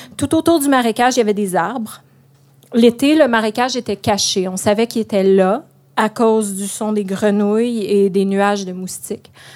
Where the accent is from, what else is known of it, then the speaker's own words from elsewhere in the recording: Pontiac, Quebec, Canada; moved away; Ma région natale a un slogan, Pontiac, la région aux 4000 lacs.